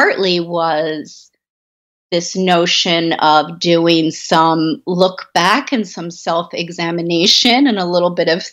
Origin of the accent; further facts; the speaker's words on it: Baltimore, Maryland, United States; I grew up in Baltimore